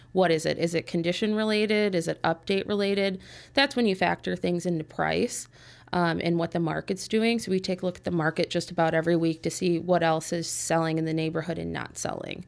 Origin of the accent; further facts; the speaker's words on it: Park Ridge, Illinois, United States; I was born and raised in Park Ridge.